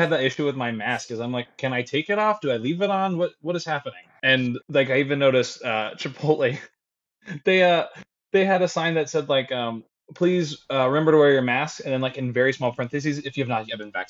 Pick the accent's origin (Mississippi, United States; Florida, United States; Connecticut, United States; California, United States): Florida, United States; I'm from Florida, so I get it.